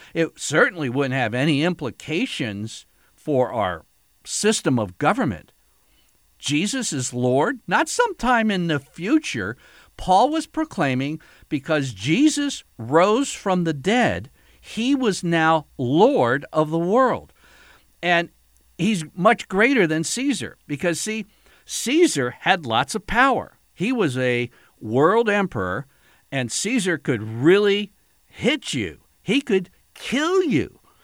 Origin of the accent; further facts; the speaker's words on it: United States; as an American